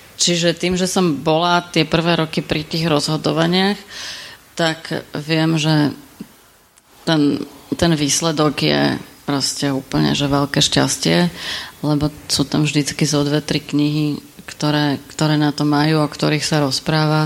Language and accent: Slovak; Bratislava, Bratislava Region, Slovakia; ja som z Bratislavy